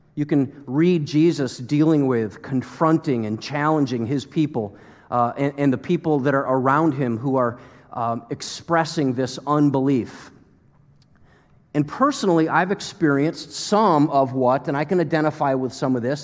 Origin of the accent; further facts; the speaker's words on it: United States; As American Christians that are pretty comfortable